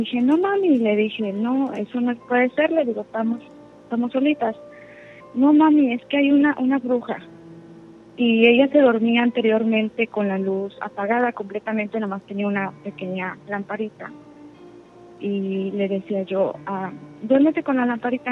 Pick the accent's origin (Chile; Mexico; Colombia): Mexico; Puebla; now in Houston, United States; yo soy del estado de Puebla, pero ah, radico en Houston